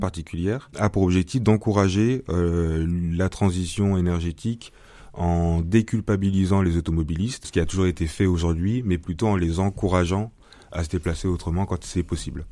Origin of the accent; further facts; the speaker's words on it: Bordeaux, Nouvelle-Aquitaine, France; moved away; je suis de Bordeaux à la base